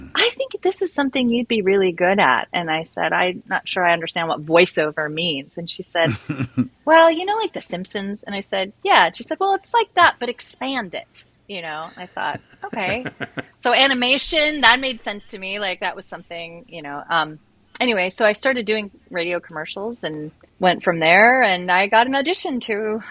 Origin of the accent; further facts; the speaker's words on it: Seattle, Washington, United States; Born and raised in Seattle, Washington.